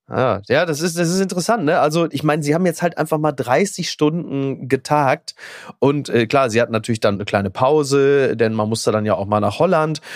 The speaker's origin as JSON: {"language": "German", "town": "Castrop-Rauxel", "region": "North Rhine-Westphalia", "country": "Germany", "tie": "born or raised there", "said": "aus meiner Heimatstadt Kastrop-Rauxel"}